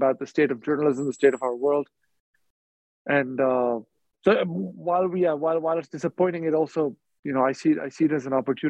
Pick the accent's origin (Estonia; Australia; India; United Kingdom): India; also born or lived in Dubai, United Arab Emirates; I grew up in India and in Dubai, where my parents were working. I went to boarding school in India.